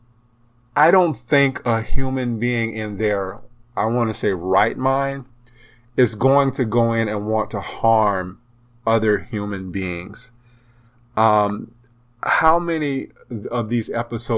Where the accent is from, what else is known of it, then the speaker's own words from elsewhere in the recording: South Carolina, United States; my home state of South Carolina